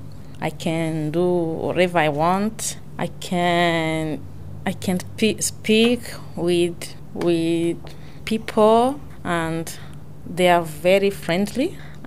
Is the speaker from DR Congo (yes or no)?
yes; DR Congo; now in Australia; I'm from Congo. I'm married. I have a family. I have 3 handsome boys. I've been in Australia for 11 months now.